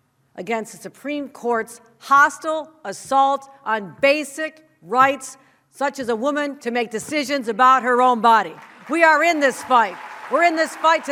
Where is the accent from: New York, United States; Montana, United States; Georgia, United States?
New York, United States; Buffalo; my hometown of Buffalo